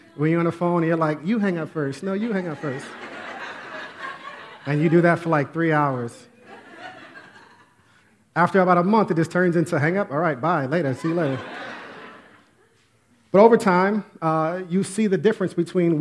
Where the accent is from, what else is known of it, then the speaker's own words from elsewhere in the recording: Westchester, New York, United States; I grew up in Westchester, right outside the Bronx